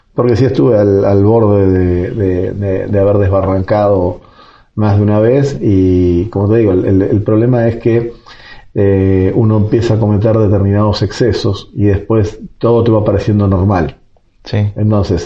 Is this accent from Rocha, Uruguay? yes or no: no; Montevideo, Uruguay; moved away as an adult; now in Guatemala; nací hace 49 años en Montevideo, la capital de Uruguay